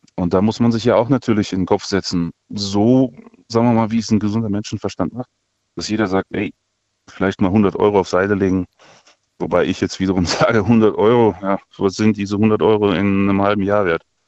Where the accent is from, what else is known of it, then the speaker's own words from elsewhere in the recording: Kazakhstan; now in Germany; ich bin in Kasachstan geboren, seit 92 hier